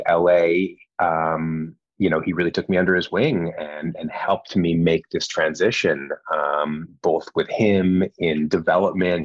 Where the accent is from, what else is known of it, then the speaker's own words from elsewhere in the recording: Canada; moved away as an adult; now in Los Angeles, United States; I'm from Canada originally